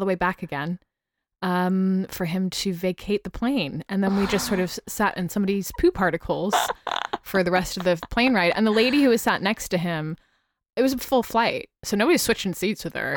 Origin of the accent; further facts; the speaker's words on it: United States; accent: American; moved away; also born or lived in United Kingdom; my American accent in the U K served me very well.